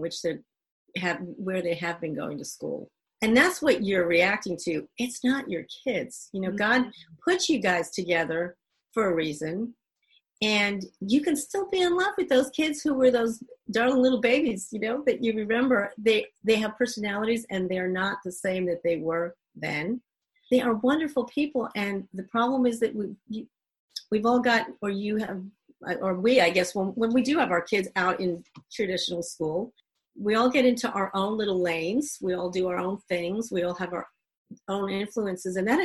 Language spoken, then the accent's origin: English; Northeast, United States; moved away as an adult; also born or lived in Dominican Republic / Americus, Georgia; we're both from the Northeast